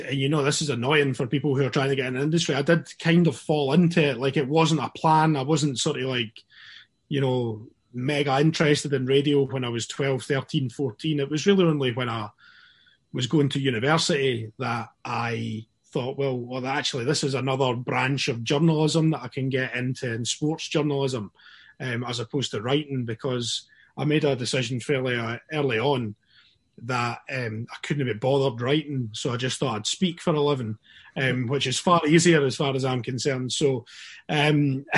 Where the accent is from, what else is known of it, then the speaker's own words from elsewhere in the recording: Dunfermline, Scotland, United Kingdom; now in Glasgow, United Kingdom; growing up in Dunfermline